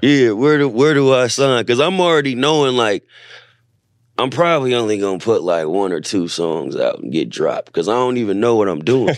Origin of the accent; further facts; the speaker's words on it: Bay Area, California, United States; moved away as an adult; now in Los Angeles, United States; growing up in the Bay Area